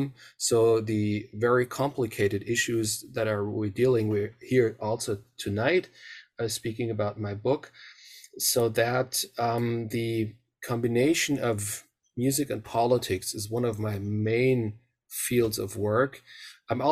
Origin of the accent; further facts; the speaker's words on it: Mainz, Rhineland-Palatinate, Germany; now in Münster, Germany; I grew up in the western part of Germany, in the area of Mainz, which is close to the River Rhine, in the area around Frankfurt